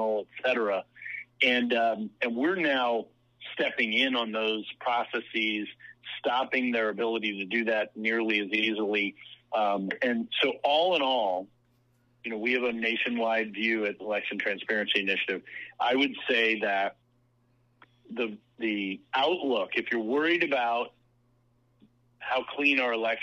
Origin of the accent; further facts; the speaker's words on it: Virginia, United States; in Virginia, my home state